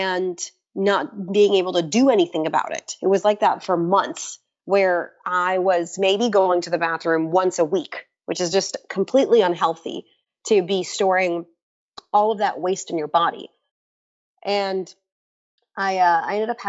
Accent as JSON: {"language": "English", "region": "Florida", "country": "United States", "tie": "born or raised there", "also_born_or_lived": "Israel", "said": "I was born in Israel, and I was born there and I moved to Florida when I was 6"}